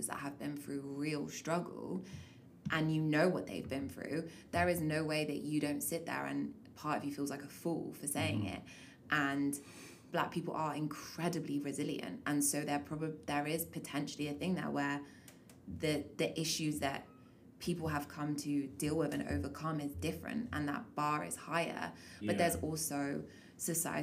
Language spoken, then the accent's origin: English; England, United Kingdom; now in Canada; I was born in England. I've moved to Canada.